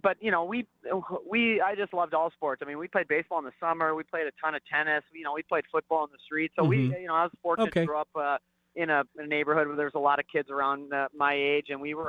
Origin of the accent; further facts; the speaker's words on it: Minnesota, United States; also born or lived in Colorado Springs, Colorado; I was actually born in Colorado Springs, but we moved back to Minnesota when I was about 5 years old.